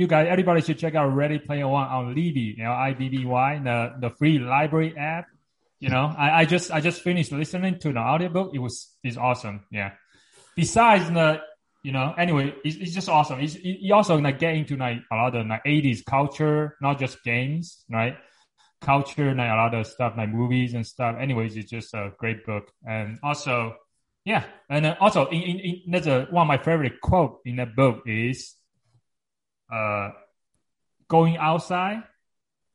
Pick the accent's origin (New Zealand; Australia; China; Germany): China; now in United States; I grew up in China